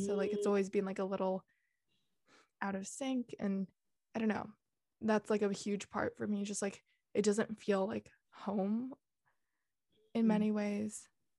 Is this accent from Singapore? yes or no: yes; Singapore; also born or lived in Netherlands / Hong Kong; my passport's there. I've kind of grown up there. But if you look at it, I've spent the least time in Singapore, 3-4 years max. And I spent 6.5 years in the Netherlands and 8 years in Hong Kong.